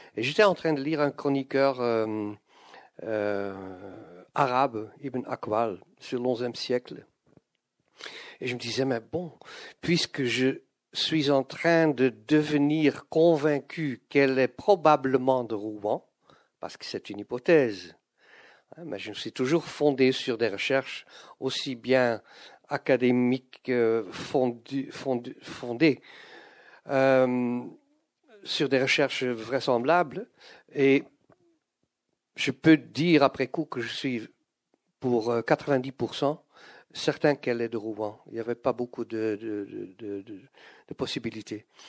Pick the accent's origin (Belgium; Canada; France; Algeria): Belgium; Flanders; first language Dutch; French is a second language; Je suis un belge néerlandophone, je suis flamand